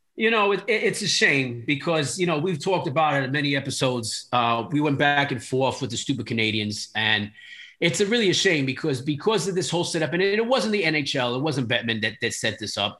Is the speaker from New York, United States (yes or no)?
yes; New York City, New York, United States; I'm from the Bronx